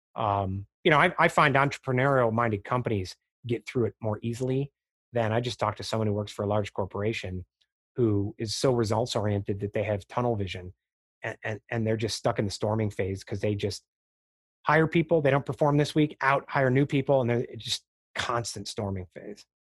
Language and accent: English; Chicago, Illinois, United States; I grew up in Chicago, the Chicago area